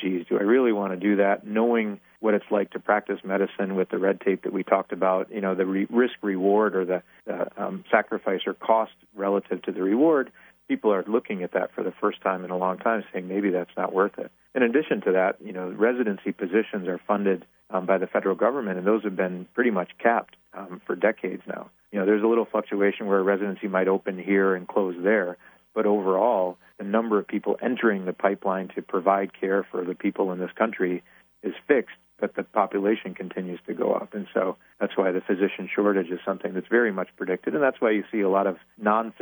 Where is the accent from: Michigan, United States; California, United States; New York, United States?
Michigan, United States; Flint; I grew up in Flint